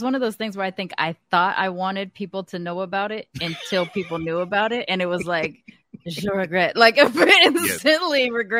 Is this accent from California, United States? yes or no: yes; California, United States; I was one of the few kids growing up in California that like knew about it.